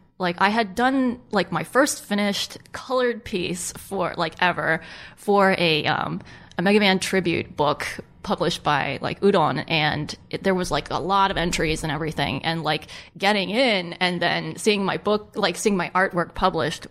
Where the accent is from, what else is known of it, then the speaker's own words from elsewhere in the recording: Maryland, United States; moved away; I'm from Maryland